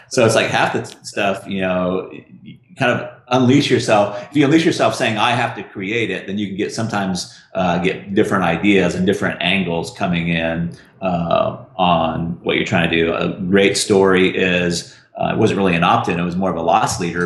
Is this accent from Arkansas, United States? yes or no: yes; Russellville, Arkansas, United States; I'm from Russellville, Arkansas